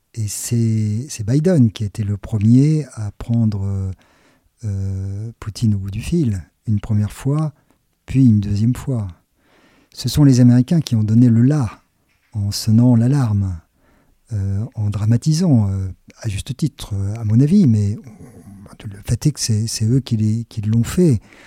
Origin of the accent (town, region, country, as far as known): France